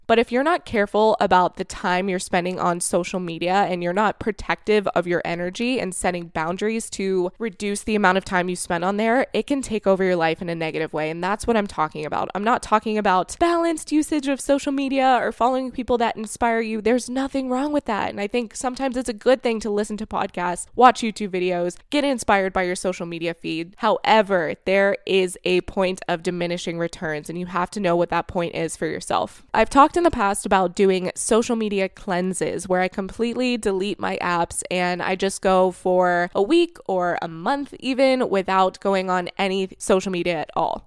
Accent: Florida, United States; moved away; I was raised in Florida

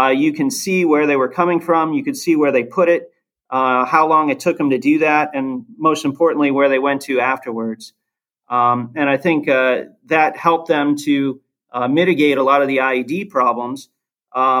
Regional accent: Ohio, United States; my brother and I are both born and raised in Ohio.

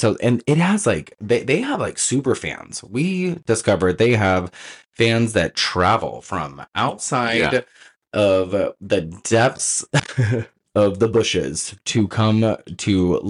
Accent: Oregon, United States; moved away as an adult; now in California, United States; I'm from Oregon.

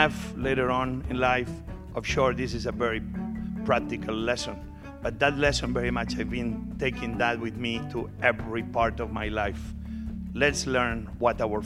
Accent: Barcelona, Catalonia, Spain; English is a second language; moved away as an adult; also born or lived in Asturias, Spain; now in United States; I was born in North Spain, Asturias. And very quickly, when I was five, my father and mother moved to Barcelona.

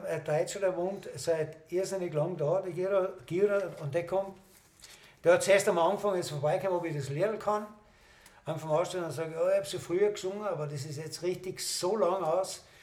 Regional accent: Odense, Southern Denmark, Denmark; Ich komme, wie gesagt, aus Odensee und da haben wir sehr viele Straßenmusikanten gehabt früher.

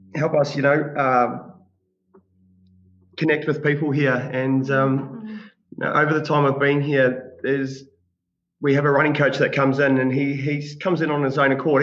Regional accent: Australia; now in New Zealand; I grew up in Australia

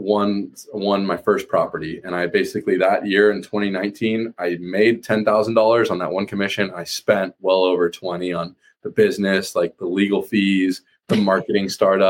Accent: Boulder, Colorado, United States; moved away as an adult; now in Santa Barbara, United States; I'm originally from Boulder, Colorado, but I came out here for school to get a degree at UC Santa Barbara

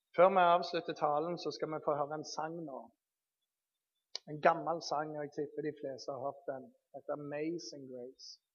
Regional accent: Bergen, Vestland, Norway; Jeg er født i Bergen

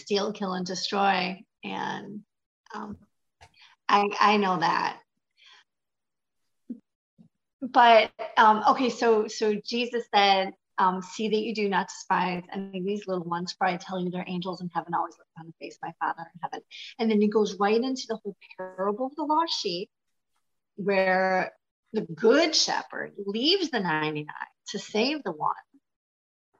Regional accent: Michigan, United States; I'm from Michigan

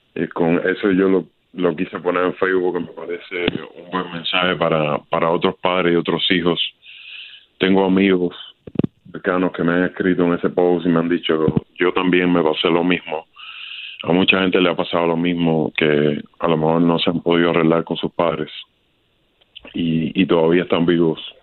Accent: Cuba; now in Miami, United States; mi niñez en Cuba

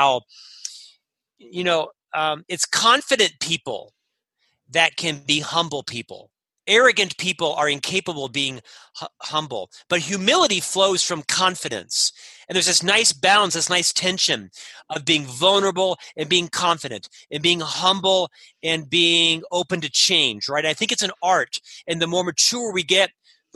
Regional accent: Orlando, Florida, United States; moved away as an adult; now in Utah, United States; I'm from Orlando, Florida

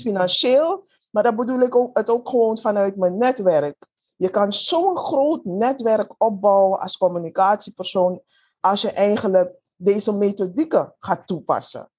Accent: Suriname; moved away; also born or lived in Netherlands; Ik ben in Suriname geboren

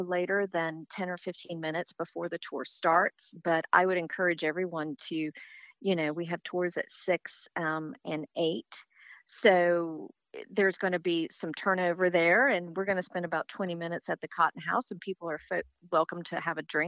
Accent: North Carolina, United States; my home state of North Carolina

